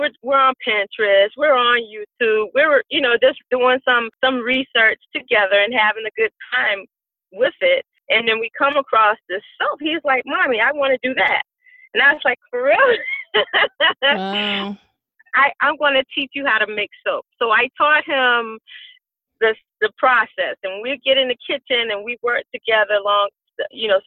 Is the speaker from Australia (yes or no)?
no; Savannah, Georgia, United States; moved away as an adult; I am a native of Savannah, Georgia